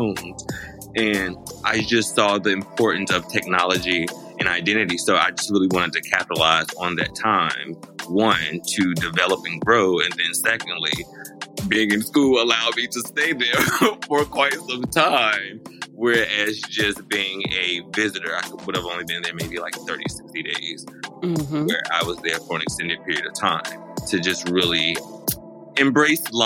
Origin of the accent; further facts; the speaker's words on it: Charlotte, North Carolina, United States; moved away as an adult; also born or lived in Washington, D.C. / New York City; now in Los Angeles, United States; I am originally from Charlotte, North Carolina